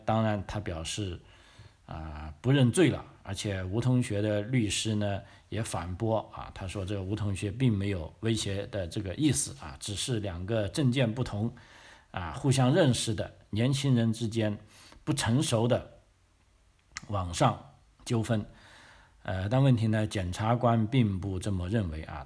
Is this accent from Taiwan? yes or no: no; China; now in Australia; 咱们，啊，来自这个中国大陆的学生